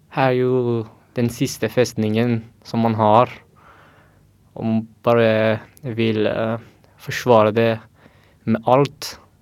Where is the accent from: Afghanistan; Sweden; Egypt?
Afghanistan; Norwegian is a second language; now in Norway; jeg flyktet fra Afghanistan for å unngå at jeg blir drept